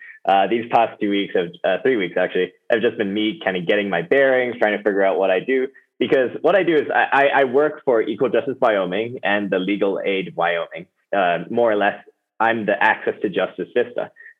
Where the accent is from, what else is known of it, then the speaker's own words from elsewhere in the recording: Hong Kong; Well, I grew up in Hong Kong, actually. Both my parents are Americans, but they decided to work abroad.